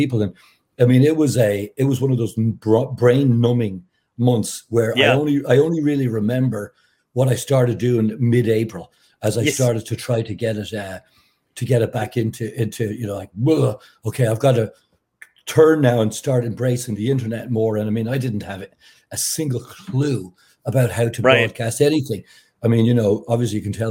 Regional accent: Ireland; moved away as an adult; also born or lived in Dublin; now in United States; I grew up in Ireland with a dad that was a massive joker

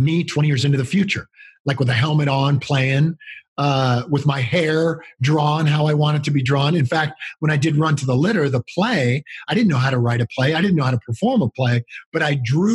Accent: California, United States; I grew up in California.

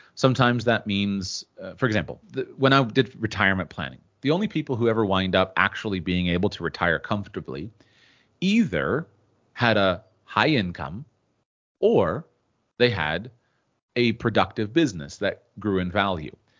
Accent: United States; I'm from the United States, and in the United States, we live in a very wealthy culture

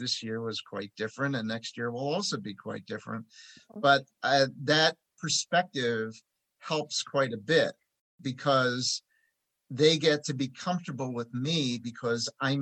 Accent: Philadelphia, Pennsylvania, United States

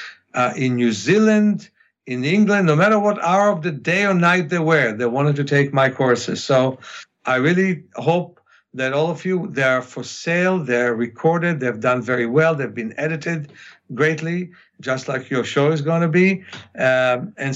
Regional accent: Ukraine; first language Russian; English is a second language; moved away; Russian, which is my mother tongue, even though I speak Hebrew and English better, but that's why I was born in the Ukraine

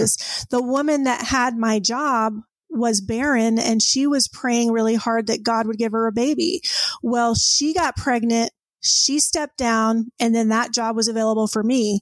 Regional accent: San Diego, California, United States; moved away as an adult; also born or lived in Orange County, California; now in Plainview, United States; I grew up in Southern California. I was born in Orange Orange County, but then okay. uh, eventually, I think about age three, my parents moved to San Diego

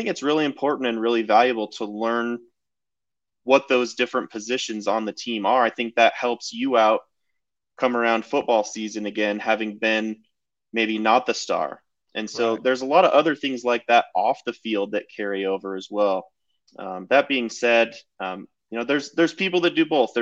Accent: Treasure Valley, Idaho, United States; I grew up around here in the Treasure Valley.

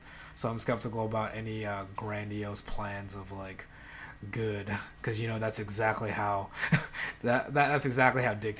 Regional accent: Philippines; moved away; growing up in the Philippines

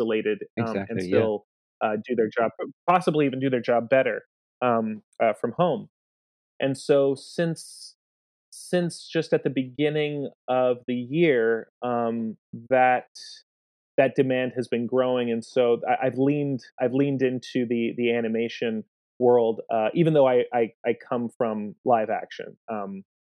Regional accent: United States; I'm from New York

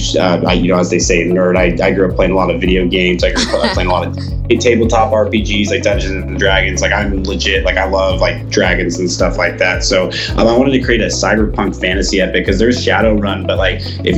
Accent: Atlanta, Georgia, United States; moved away as an adult; also born or lived in Salt Lake City, Utah; now in Utah, United States; I was actually raised in Atlanta, Georgia for the first 20 years of my life.

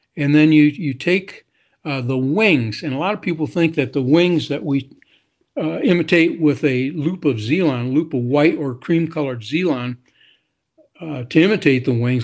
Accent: Grand Rapids, Michigan, United States; I grew up in Grand Rapids, Michigan

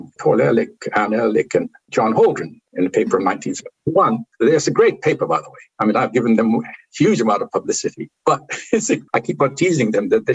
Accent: India; I come from India, from a part of the Indian culture, which didn't feel there is a limit to what you can discuss

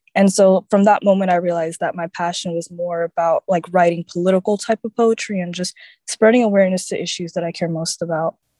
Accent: Orlando, Florida, United States; I'm from Orlando, Florida

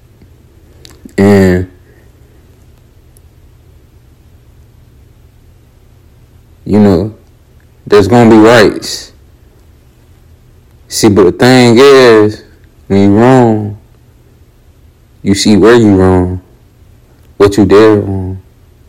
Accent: Raleigh, North Carolina, United States; I'm from Raleigh, North Carolina. From the South Side

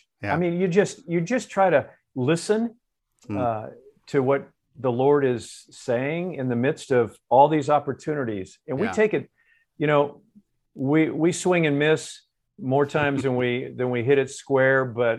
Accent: Florida, United States; moved away; I'm from Florida

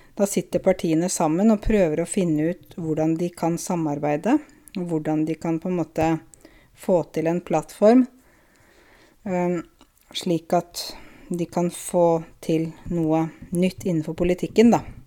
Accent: Norway; Jeg er en nordmann selv om jeg er kvinne

